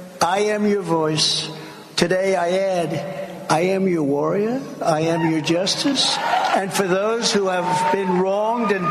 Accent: New York, United States; I was from New York

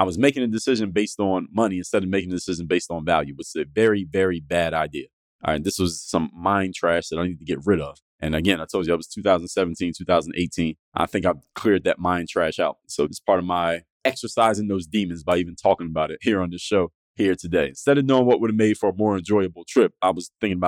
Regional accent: Philadelphia, Pennsylvania, United States; moved away as an adult; now in Miami, United States; I'm from Philadelphia, Pennsylvania. That's where I was born and raised. Moved to Miami when I was in my 20s

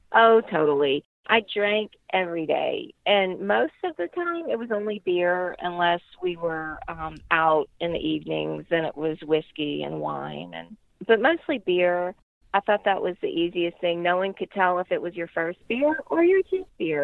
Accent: Lafayette, Louisiana, United States; I am from Lafayette, Louisiana, and I'm 49 years old.

